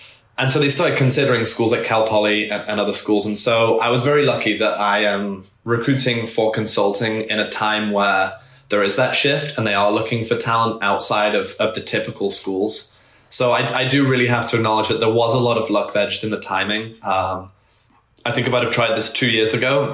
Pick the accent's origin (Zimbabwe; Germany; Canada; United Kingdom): United Kingdom; England; now in United States; I grew up in England, so we didn't have GPA there